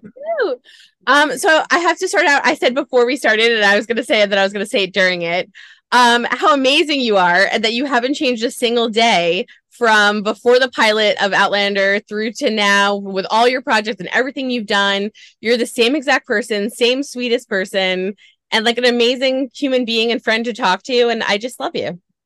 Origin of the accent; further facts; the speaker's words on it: New York, United States; New York, my hometown